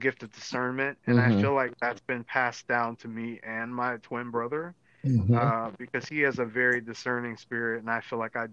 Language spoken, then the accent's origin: English; United States; as American people